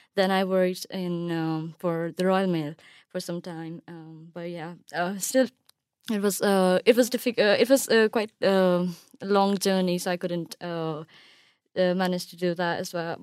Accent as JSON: {"language": "English", "country": "Pakistan", "tie": "born or raised there", "moved": "as an adult", "lives_now": "United Kingdom", "said": "I'm from Pakistan and, uh, I spent my whole life there and I was even born there."}